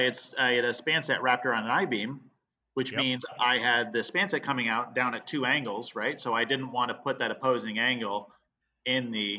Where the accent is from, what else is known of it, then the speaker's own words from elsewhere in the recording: East Coast, United States; also born or lived in Vermont; You know, I grew up in the East Coast and was born in Vermont and stuff like that. So the term wicked, you know, is used around our house.